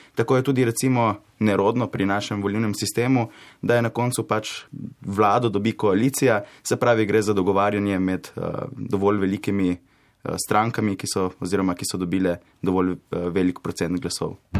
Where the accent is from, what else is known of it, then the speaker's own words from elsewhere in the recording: Koper, Coastal–Karst, Slovenia; prihajam iz Kopra, obiskujem gimnazijo Koper